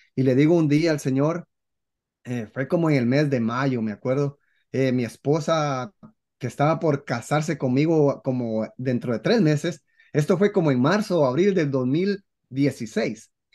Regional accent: Guatemala; en mi país, Guatemala, eh, somos un poco machistas

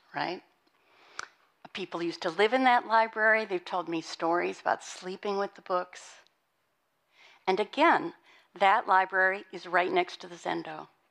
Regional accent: Montana, United States; moved away; I was born and raised in Montana.

